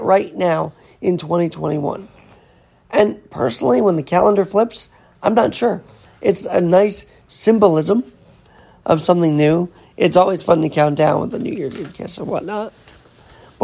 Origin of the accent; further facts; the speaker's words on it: New York City, New York, United States; the streets of New York City, my hometown city